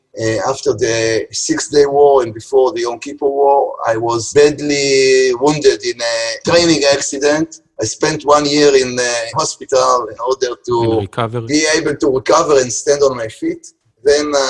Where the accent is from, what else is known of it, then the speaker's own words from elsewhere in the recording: Haifa, Haifa District, Israel; In Haifa, which is my hometown